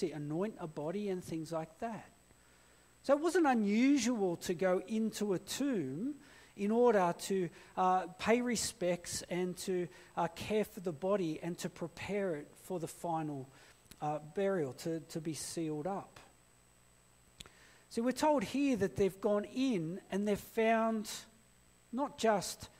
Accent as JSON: {"language": "English", "town": "Blacktown", "region": "New South Wales", "country": "Australia", "tie": "born or raised there", "also_born_or_lived": "Blue Mountains", "said": "I grew up in Blacktown."}